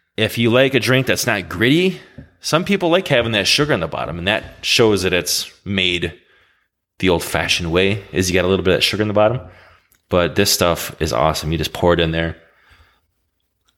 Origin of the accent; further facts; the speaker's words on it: Wisconsin, United States; we're from Wisconsin, and we're pretty much known for our brandy old fashions. Way before old fashions became cool again, we've been drinking them since we were kids